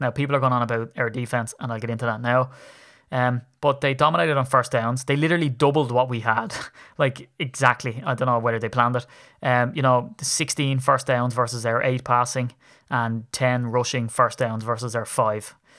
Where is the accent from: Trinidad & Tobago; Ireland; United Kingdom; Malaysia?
Ireland; I'm a grumpy Irishman